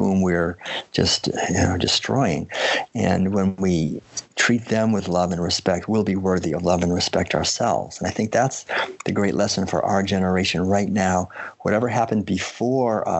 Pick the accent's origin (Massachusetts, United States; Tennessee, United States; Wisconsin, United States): Massachusetts, United States; Concord; also born or lived in Maine; I had been born and raised in Concord, Massachusetts